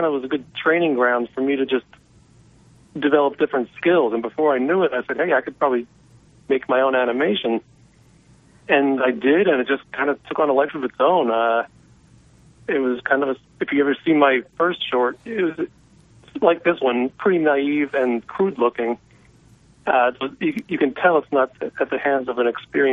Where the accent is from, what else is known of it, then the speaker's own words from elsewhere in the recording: San Francisco, California, United States; I live in San Francisco